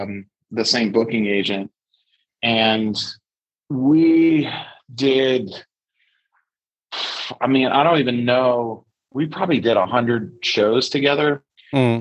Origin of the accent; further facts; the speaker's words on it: Chicago, Illinois, United States; I grew up, on the north side and on the corner of Armitage and Halsted.